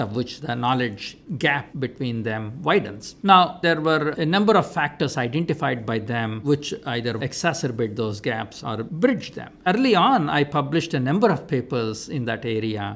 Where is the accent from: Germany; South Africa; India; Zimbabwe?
India; moved away as an adult; also born or lived in Minnesota; Growing up in India